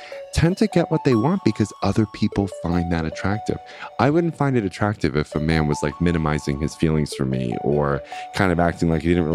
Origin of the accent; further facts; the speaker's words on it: Long Island, New York, United States; I'm from Long Island.